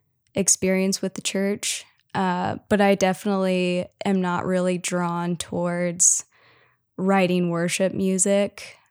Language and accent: English; Cincinnati, Ohio, United States; moved away as an adult; now in Memphis, United States; yeah, so I grew up in Cincinnati, lived in like different suburbs of Cincinnati kind of my whole life. So yeah, and then I eventually moved to Memphis, Tennessee to go to school for songwriting.